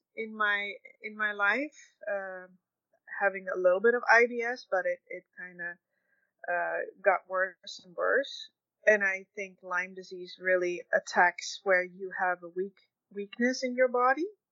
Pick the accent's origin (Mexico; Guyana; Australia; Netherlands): Netherlands; moved away as an adult; now in Red Deer, Canada; I am actually Dutch. I moved together with my husband and oldest son in 2002 to Canada. And we were dairy farming in the Netherlands